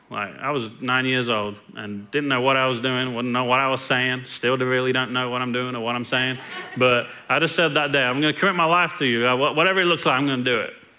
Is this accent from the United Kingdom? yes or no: yes; England, United Kingdom; now in Longview, United States; was born and raised in England, and I've been in Longview for 20 years